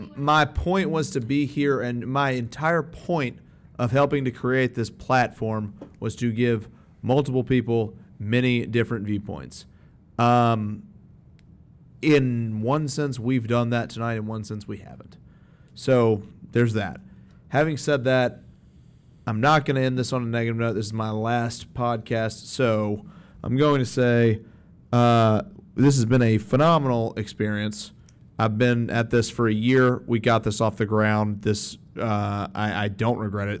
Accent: Alabama, United States; I grew up Jewish in Alabama

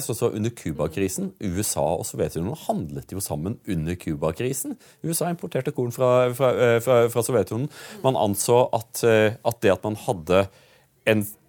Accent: Audnedal, Agder, Norway; jeg kommer jo fra Audnedal, og Mandal er jo metropolisen for oss eh, i, i Audnedal

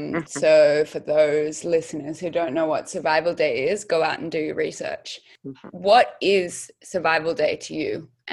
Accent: Sydney, New South Wales, Australia; I grew up in Sydney and also back home on traditional land, so had this kind of dual space

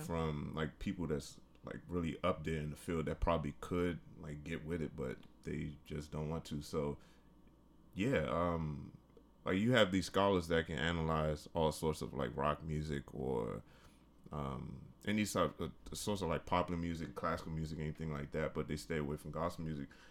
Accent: Washington, District of Columbia, United States; I'm from, uh, from the D C area. I'm from Washington D C

